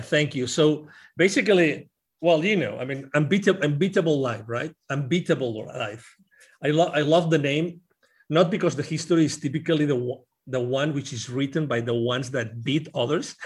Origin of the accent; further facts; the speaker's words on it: Barcelona, Catalonia, Spain; English is a second language; now in Plano, United States; I'm originally from Barcelona. I lived in Plano, Texas